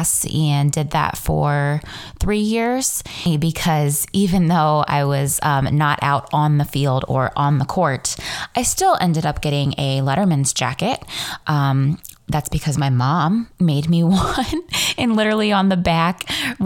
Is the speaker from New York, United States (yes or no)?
no; Ontario, Ohio, United States; also born or lived in Mansfield, Ohio / Cleveland, Ohio; I was born in Mansfield, Ohio. Grew up in Ontario, Ohio